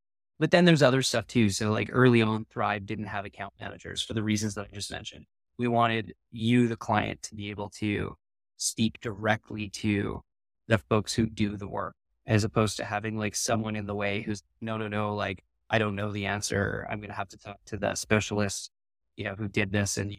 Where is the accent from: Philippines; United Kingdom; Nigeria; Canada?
Canada; Vancouver, British Columbia; I'm from Vancouver